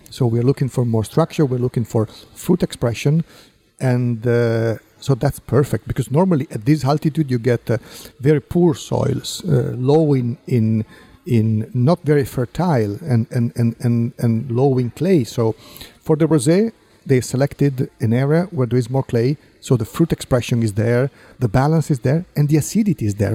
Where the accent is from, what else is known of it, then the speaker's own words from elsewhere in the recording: Piedmont, Italy; English is a second language; I was born and raised in Piemonte